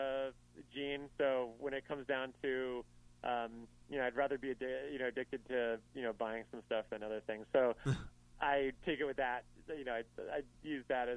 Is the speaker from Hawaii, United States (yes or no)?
no; Miami, Florida, United States; moved away as an adult; now in Chicago, United States; I'm from South Florida. I'm from Miami originally, but I moved up here about 12 years ago